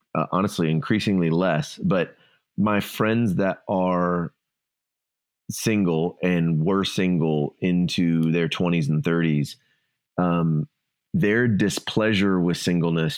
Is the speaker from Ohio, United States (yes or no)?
yes; Ohio, United States; moved away; Ohio. I was raised in Ohio